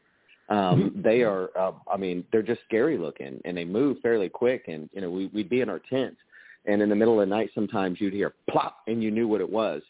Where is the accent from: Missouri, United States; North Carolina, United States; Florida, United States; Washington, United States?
Florida, United States; Central; I grew up in Central Florida for half my life